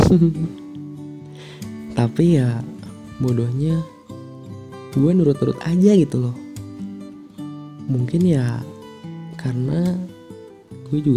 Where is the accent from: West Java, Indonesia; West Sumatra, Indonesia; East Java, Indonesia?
West Java, Indonesia; Ciamis; Asal gue dari Ciamis You know lah Ciamis